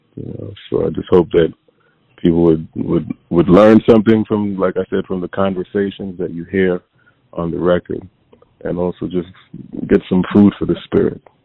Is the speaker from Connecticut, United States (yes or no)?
yes; Hartford, Connecticut, United States; also born or lived in Windsor, Connecticut; I was born in Hartford, uh, Connecticut and then um early on I moved to a suburb outside of Hartford called Windsor, Connecticut